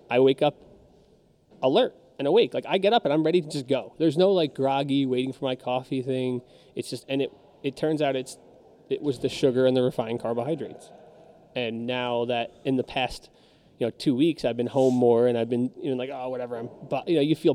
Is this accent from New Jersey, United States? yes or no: yes; New Jersey, United States; I'm from Jersey